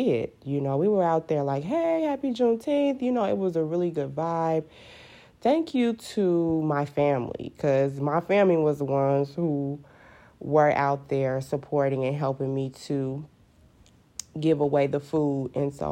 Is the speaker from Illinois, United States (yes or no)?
yes; Chicago, Illinois, United States; I'm actually a South Sider. I was born and raised on the South Side.